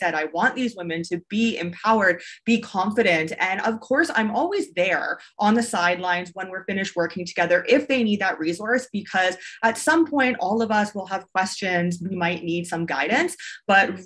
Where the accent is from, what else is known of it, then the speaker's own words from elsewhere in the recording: Canada; first language English; moved away as an adult; also born or lived in China; So I am originally from Canada. I don't live in Canada. I haven't for quite a while, but I'm originally from Canada. And so I grew up, I went to high school, I went to university there